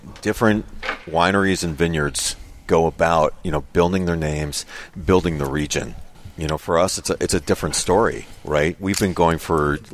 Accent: Chicago, Illinois, United States; being a Chicagoan

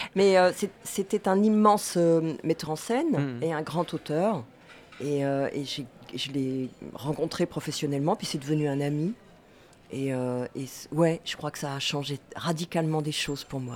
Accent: Angers, Pays de la Loire, France; je suis née à Angers. J'ai fait euh, je suis allée rouler ma bosse un petit peu partout, mais j'ai fait mes classes ici au collège Chevreul, au lycée David d'Angers

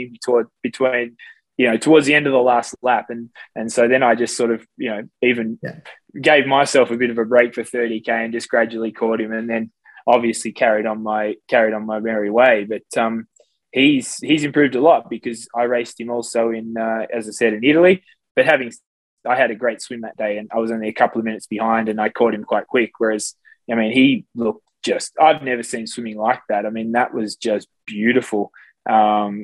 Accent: Australia; I had a bit of a swimming background from growing up in Australia as a kid

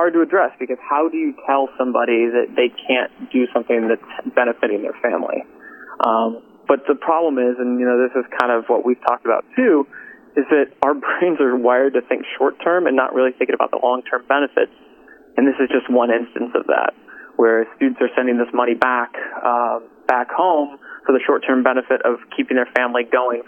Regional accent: Bloomington, Indiana, United States; I grew up in Bloomington.

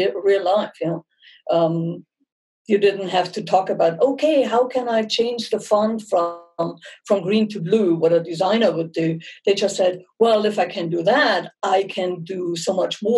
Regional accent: Munich, Bavaria, Germany; accent: German; English is a second language; moved away as an adult; now in United States; I'm born and raised in Munich

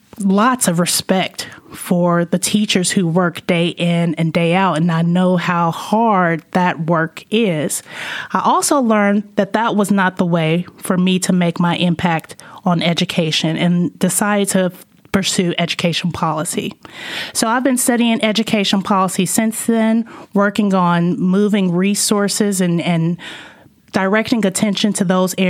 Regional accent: Arlington, Virginia, United States; moved away as an adult; also born or lived in California / North Carolina / Tulsa, Oklahoma; I'm from this area. I grew up in Arlington mostly

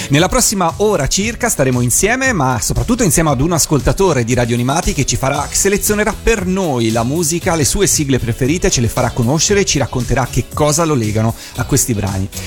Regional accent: Busto Arsizio, Lombardy, Italy; sono nato, cresciuto a Busto

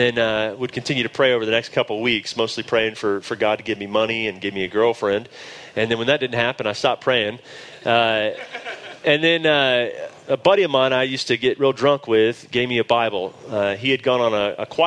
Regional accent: Dallas, Texas, United States; accent: drawl; moved away as an adult; now in Denver, United States; I grew up in Dallas, Texas. You will hear my drawl

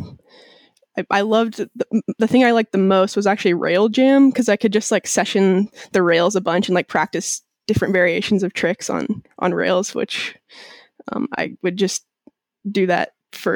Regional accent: Hood River, Oregon, United States; I grew up primarily in Hood River, Oregon

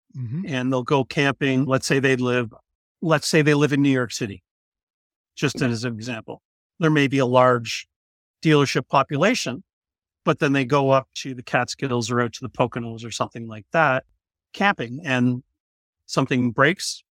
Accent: Canada; we're Canadian

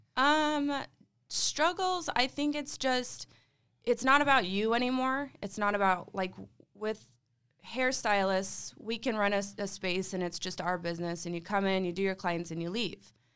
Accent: Gilbert, Arizona, United States; growing up in Gilbert

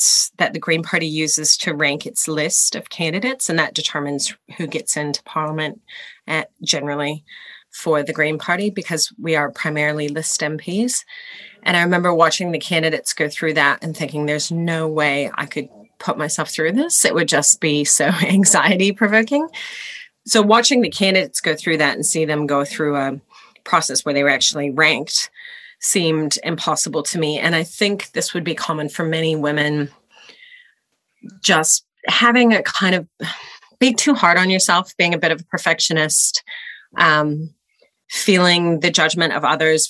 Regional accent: United States; moved away as an adult; also born or lived in Los Angeles County, California; now in New Zealand; I was born in the United States and mostly grew up there

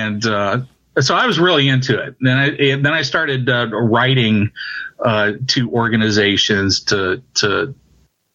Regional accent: St. Louis, Missouri, United States; moved away as an adult; now in Cape Girardeau, United States; I'm from St. Louis, Missouri.

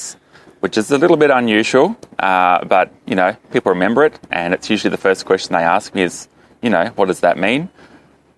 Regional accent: Launceston, Tasmania, Australia; now in Hobart, Australia; I'm actually from Launceston, which is Tasmania's second city in the northern side

